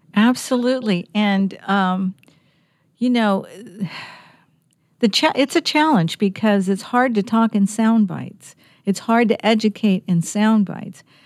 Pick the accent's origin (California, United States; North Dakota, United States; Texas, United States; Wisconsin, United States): California, United States; moved away as an adult; now in Virginia, United States; I'm from California. We don't have seasons